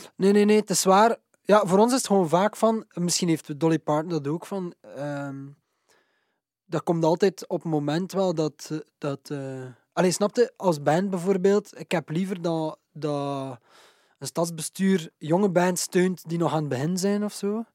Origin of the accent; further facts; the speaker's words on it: Waregem, Flanders, Belgium; Waregem, dus mijn ouders woonden in Waregem, onze studio is in Waregem